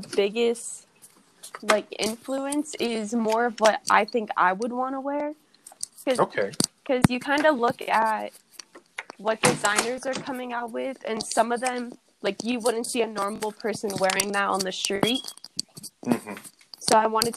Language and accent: English; Phoenix, Arizona, United States; I grew up in Phoenix, Arizona